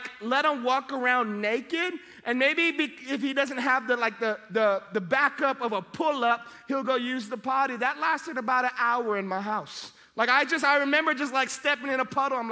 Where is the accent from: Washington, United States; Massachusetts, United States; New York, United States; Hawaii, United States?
Hawaii, United States; All my kids have Hawaiian names because I'm from Hawaii